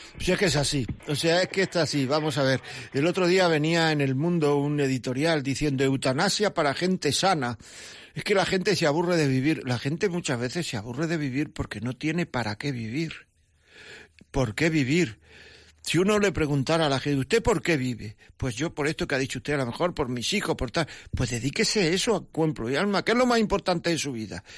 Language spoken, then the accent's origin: Spanish; Granada, Andalusia, Spain; Llaman desde mi pueblo, Encarna de Granada